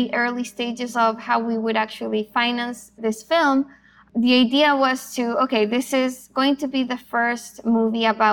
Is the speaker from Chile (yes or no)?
yes; Chile; moved away; also born or lived in Argentina; I'm originally from Chile.